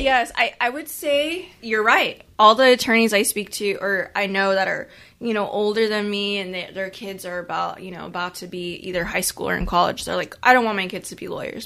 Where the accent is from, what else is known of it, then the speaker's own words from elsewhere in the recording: Corpus Christi, Texas, United States; I'm from Corpus Christi too, which is a, a smaller city